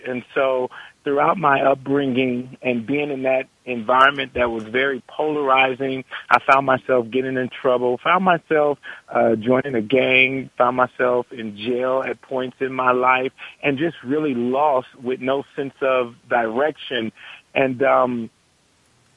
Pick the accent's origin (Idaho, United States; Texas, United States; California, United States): California, United States; Compton; moved away as an adult; also born or lived in Kentucky / Germany; I was raised in Compton, California by a single mother of two.